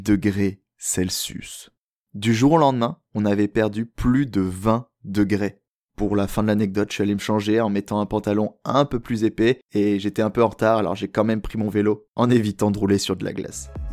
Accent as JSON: {"language": "French", "country": "France", "moved": "as an adult", "lives_now": "Montreal, Canada", "said": "en tant que bon français qui a déjà vécu à la montagne"}